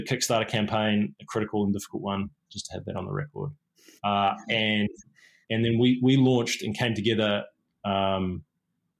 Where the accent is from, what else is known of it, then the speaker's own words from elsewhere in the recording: New Zealand; moved away; also born or lived in England / San Francisco; I am a Kiwi. I am a New Zealander. It's where I'm from.